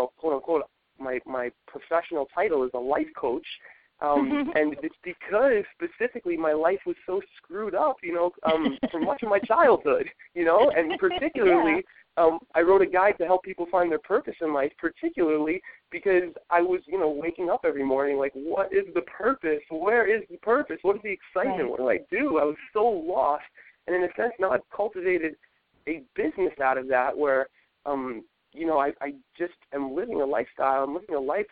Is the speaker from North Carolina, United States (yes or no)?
no; New York City, New York, United States; growing up in New York City